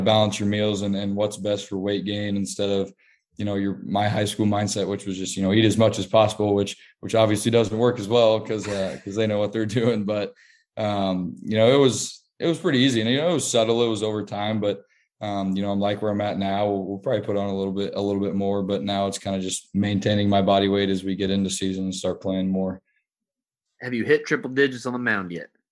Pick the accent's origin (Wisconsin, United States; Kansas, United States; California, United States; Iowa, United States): Kansas, United States; Kansas City; my hometown team, you know, the, the team I grew up watching all my life.